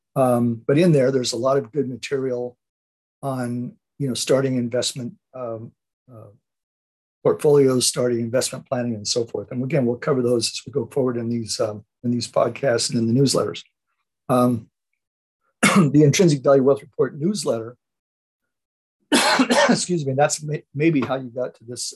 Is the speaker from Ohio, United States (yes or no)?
no; Oceanside, California, United States; I grew up in a little town, actually not too far from where I, where I live right now, a little town, um, the little town of Oceanside, California.